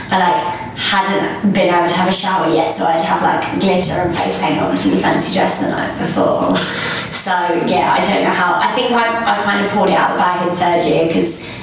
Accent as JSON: {"language": "English", "area": "Kent", "region": "South East England", "country": "United Kingdom", "tie": "born or raised there", "said": "I grew up uh, in Kent, and it was quite a small town, so everyone sort of knows everyone really."}